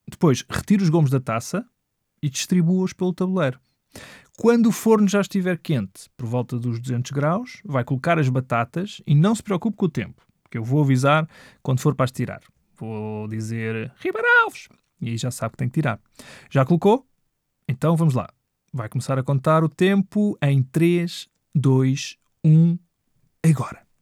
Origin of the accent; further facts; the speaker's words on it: Mirandela, Bragança District, Portugal; lá para os lados da minha terra, que é que eu sou lá de cima, sabes? Sou de Mirandela, não sei se sabias